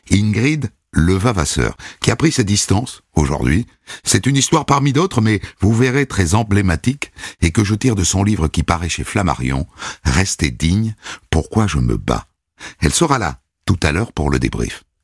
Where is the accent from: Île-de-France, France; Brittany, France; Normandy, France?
Normandy, France; Évreux; born there; Je suis né à Évreux, en Normandie, en 1987. Ma mère travaille à l'usine. Mon père est électricien.